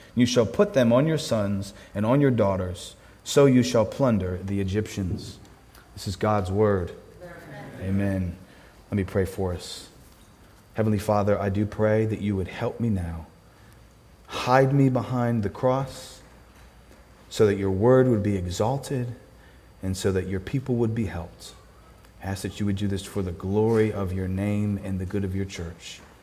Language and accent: English; Philadelphia, Pennsylvania, United States; I am from Philadelphia